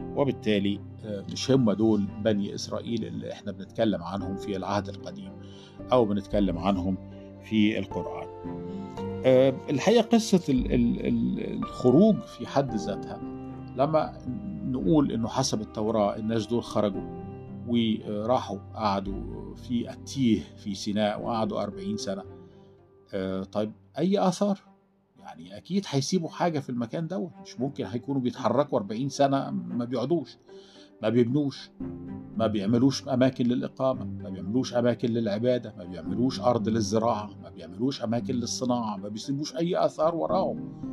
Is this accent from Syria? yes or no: no; Egypt; عندنا في مصر